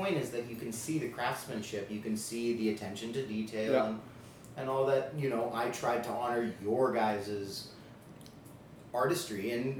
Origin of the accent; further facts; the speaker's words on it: Los Angeles, California, United States; That's where I was born in Los Angeles.